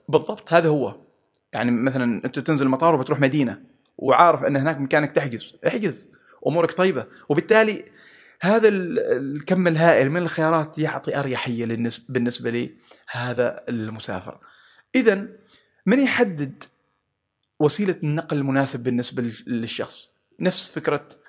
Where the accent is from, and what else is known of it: Oman